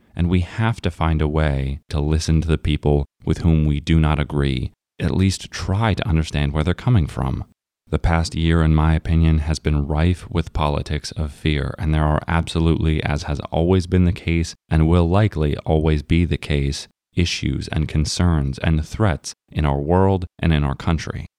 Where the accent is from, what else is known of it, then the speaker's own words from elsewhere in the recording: United States; we are all American